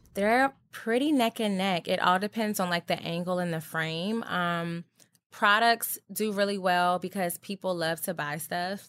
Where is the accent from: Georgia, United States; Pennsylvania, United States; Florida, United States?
Georgia, United States; also born or lived in Virginia; I'm from Georgia and, well, born in Virginia, but my dad retired in Georgia. Anyway, so I basically grew up in Georgia